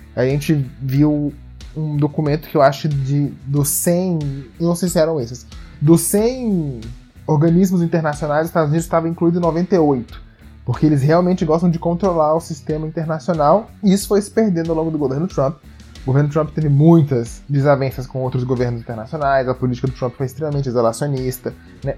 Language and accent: Portuguese; Brazil; como brasileiros